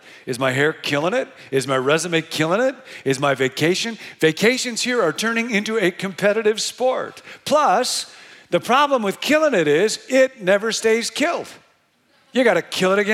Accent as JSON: {"language": "English", "town": "Rockford", "region": "Illinois", "country": "United States", "tie": "born or raised there", "moved": "yes", "lives_now": "Bay Area, United States", "said": "I grew up in Rockford, Illinois"}